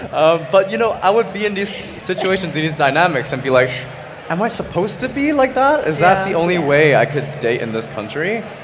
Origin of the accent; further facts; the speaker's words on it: Hong Kong; now in United Kingdom; So I grew up in Hong Kong. for half of my life, and I grew up here for half of my life.